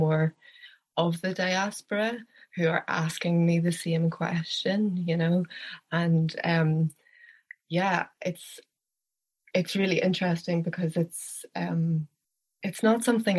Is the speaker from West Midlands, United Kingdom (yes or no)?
no; Belfast, Northern Ireland, United Kingdom; now in Donegal, Ireland; I am originally from Belfast in the north of Ireland